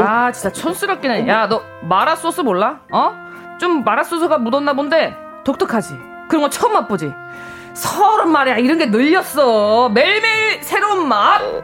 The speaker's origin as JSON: {"language": "Korean", "region": "Seoul", "country": "South Korea", "tie": "born or raised there", "said": "저는 서울이 고향이어서"}